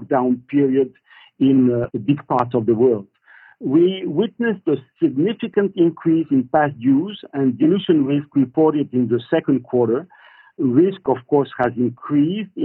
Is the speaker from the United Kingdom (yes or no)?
no; France; I'm French, from France